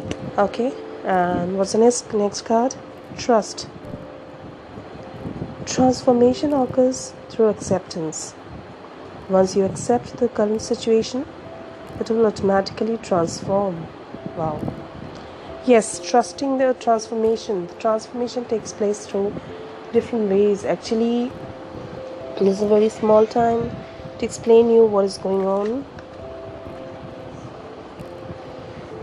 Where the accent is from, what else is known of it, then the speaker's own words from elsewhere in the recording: India; I'm from India